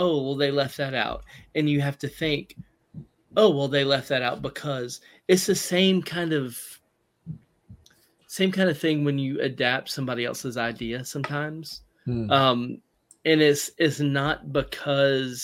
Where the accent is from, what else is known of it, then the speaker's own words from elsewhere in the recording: Southern, Southern United States, United States; accent: Southern; my Southern accent